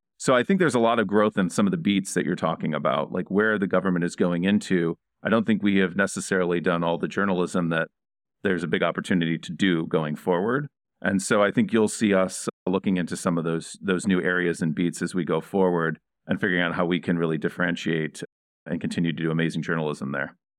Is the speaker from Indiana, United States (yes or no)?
yes; Indiana, United States; I grew up in Indiana